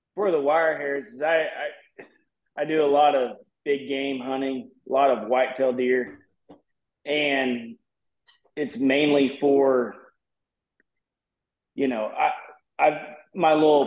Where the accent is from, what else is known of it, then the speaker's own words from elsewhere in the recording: Springfield, Missouri, United States; I'm from Southwest Missouri, around the Springfield, Branson area